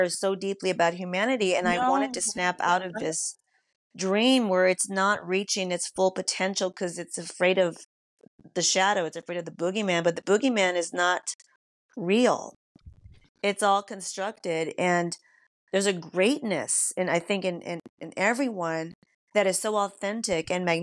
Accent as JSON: {"language": "English", "country": "United States", "said": "I can speak for just being American"}